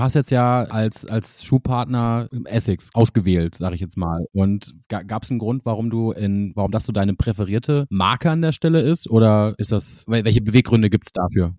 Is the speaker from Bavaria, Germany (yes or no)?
no; Hamburg, Germany; ich komme ja aus Hamburg